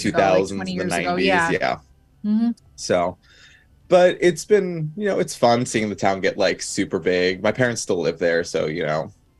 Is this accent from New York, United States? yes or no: yes; Sleepy Hollow, New York, United States; I grew up in Sleepy Hollow